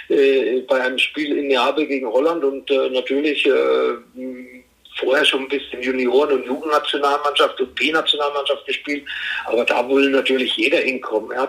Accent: Herzogenaurach, Bavaria, Germany; äh, wie viele wissen, äh, bin ich in Herzogenaurach aufgewachsen. Da gibt es zwei Sportschuhfabriken.

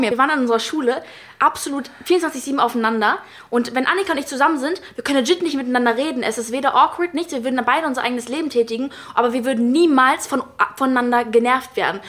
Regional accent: United States; ich bin ja auch Amerikanerin

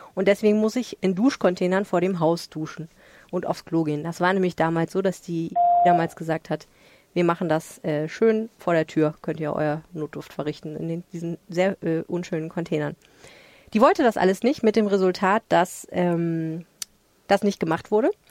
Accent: Hamburg, Germany; als Hamburgerin.

